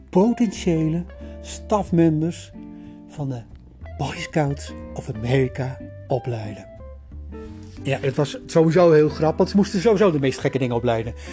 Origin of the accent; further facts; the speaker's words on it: Netherlands; ik kom uit Nederland.